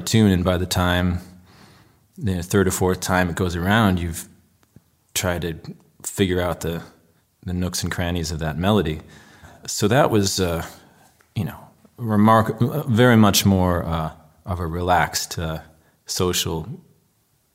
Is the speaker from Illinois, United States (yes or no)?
yes; Chicago, Illinois, United States; I grew up on the North Shore of Chicago